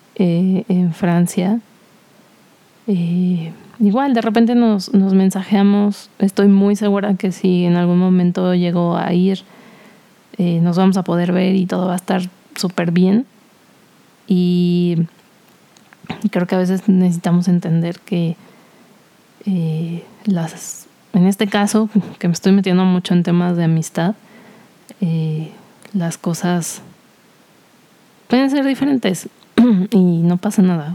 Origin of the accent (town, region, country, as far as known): Cuernavaca, Morelos, Mexico; born or raised there; moved away as an adult; also born or lived in Mexico City